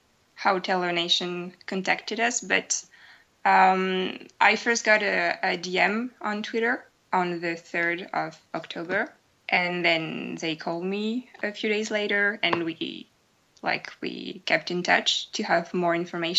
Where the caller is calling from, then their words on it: Bordeaux, Nouvelle-Aquitaine, France; Yes, I'm calling from France, from Bordeaux. It's like in the south of France.